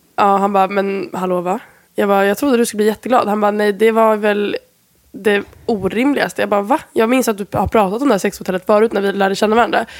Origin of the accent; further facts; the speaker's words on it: Sweden; moved away; jag är från Sverige